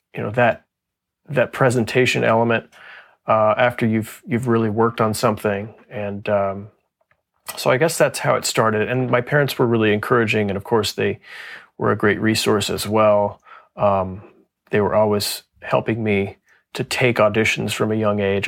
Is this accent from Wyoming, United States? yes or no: no; Texas, United States; moved away as an adult; also born or lived in Fort Worth; now in Pittsburgh, United States; I grew up in Texas